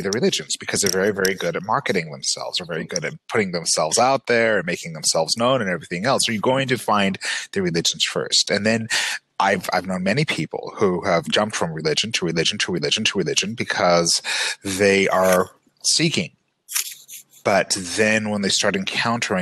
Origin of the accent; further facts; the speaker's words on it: Utah, United States; growing up in Utah, where Mormonism is the dominant religion and continues to play a very oversized role in people's lives and in life here